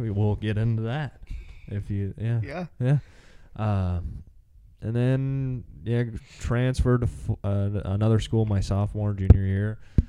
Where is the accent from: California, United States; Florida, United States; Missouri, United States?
Missouri, United States; Bradleyville; I was born in the Midwest in Missouri. Born and raised in a little town called Bradleyville, Missouri. And grew up there, went to school, normal childhood for the most part. We were pretty broke, I guess. Yeah, we were poor, whatever.